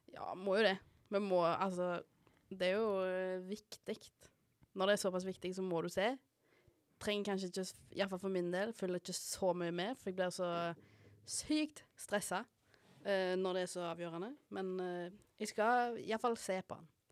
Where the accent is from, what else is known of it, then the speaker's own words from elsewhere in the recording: Haugesund, Rogaland, Norway; Jeg er jo fra Haugesund